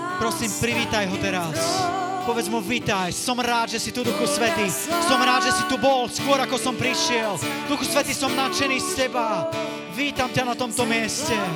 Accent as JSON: {"language": "Slovak", "town": "Košice", "region": "Košice Region", "country": "Slovakia", "said": "som z Košic, to je z východného Slovenska"}